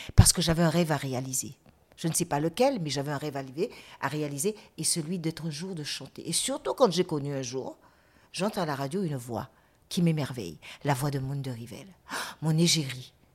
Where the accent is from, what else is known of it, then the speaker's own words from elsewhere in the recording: Guadeloupe; je suis guadeloupéenne et non pas martiniquaise